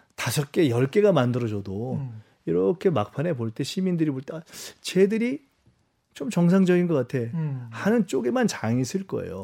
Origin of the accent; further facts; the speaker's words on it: Seoul, South Korea; 제가 굳이 영등포를 온 이유는 여기가 제 고향이고